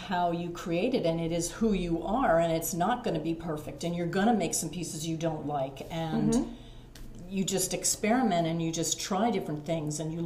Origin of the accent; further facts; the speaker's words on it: Mount Penn, Pennsylvania, United States; I am from Berks County, raised in Mount Penn. I currently live in Spring Township.